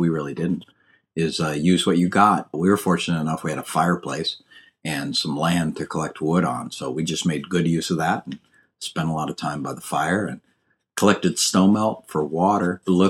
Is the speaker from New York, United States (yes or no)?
no; Northern Illinois, United States; also born or lived in Minnesota / Iowa; I was born in Minnesota, grew up in Illinois, Northern Illinois, and Iowa.